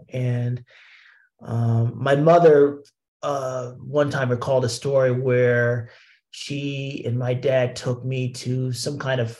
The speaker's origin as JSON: {"language": "English", "town": "Columbus", "region": "Ohio", "country": "United States", "tie": "born or raised there", "also_born_or_lived": "Brooklyn, New York", "moved": "as an adult", "lives_now": "New York, United States", "said": "I'm a Midwesterner from Columbus, Ohio, born and raised, moved to New York in 2003 and been here ever since"}